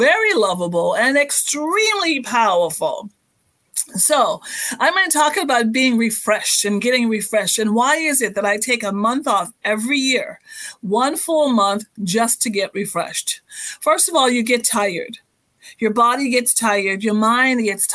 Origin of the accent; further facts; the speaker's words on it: Bahamas; moved away; I'm actually born and raised in the Bahamas